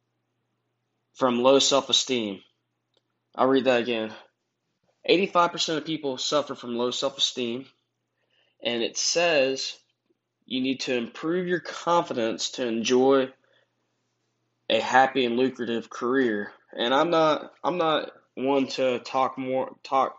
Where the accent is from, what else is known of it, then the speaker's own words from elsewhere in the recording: United States; I'm from America